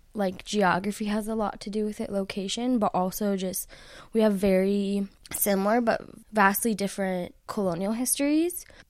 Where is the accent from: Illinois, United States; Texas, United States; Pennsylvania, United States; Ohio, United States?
Illinois, United States; Chicago; now in State College, United States; originally from Chicago